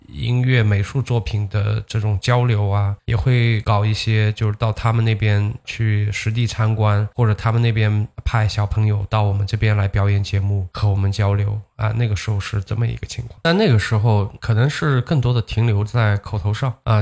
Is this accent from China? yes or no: yes; Zhejiang, China; 我是浙江的，在浙江这边